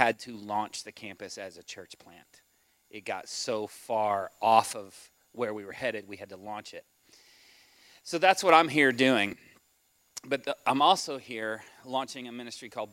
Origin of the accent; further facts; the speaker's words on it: Houston, Texas, United States; I was raised in the Houston area